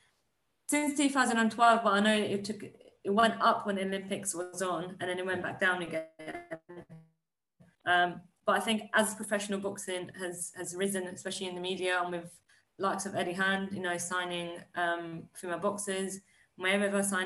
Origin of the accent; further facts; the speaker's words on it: Iran; I was born in Iran